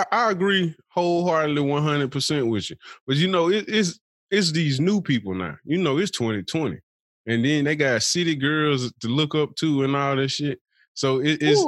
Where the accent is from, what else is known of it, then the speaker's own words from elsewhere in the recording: Birmingham, Alabama, United States; from Birmingham